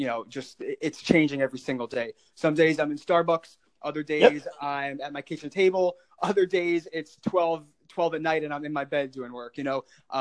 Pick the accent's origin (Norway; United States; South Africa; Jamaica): United States; Long Island, New York; my hometown is Long Island